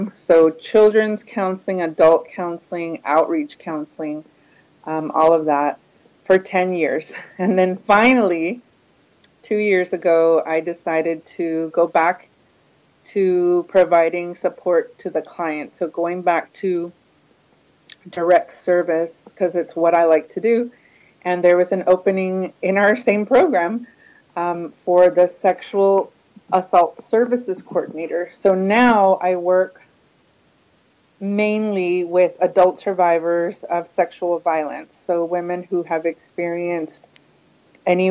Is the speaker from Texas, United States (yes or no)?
yes; Houston, Texas, United States; I grew up in Houston